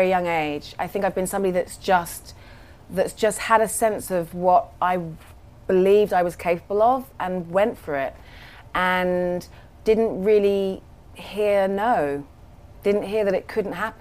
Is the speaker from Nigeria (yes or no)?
no; London, United Kingdom; I was raised in London